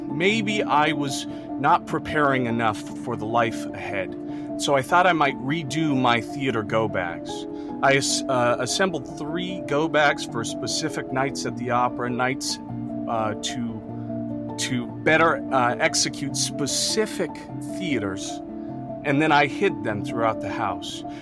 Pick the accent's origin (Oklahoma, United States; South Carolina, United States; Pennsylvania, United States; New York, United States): New York, United States; Ithaca; I am from Ithaca, New York, and that's where I'm stationed now.